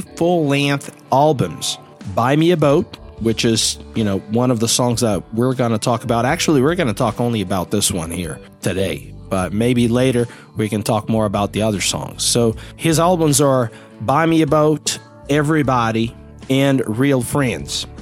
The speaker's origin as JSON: {"language": "English", "town": "Belo Horizonte", "region": "Minas Gerais", "country": "Brazil", "said": "I'm from Belo Horizonte and there are no rivers around or big lakes that I can use a boat here"}